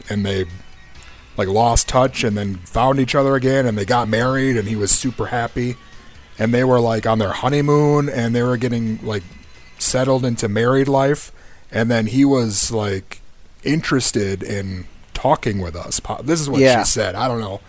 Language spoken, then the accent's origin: English; Minnesota, United States; we're from Minnesota, grew up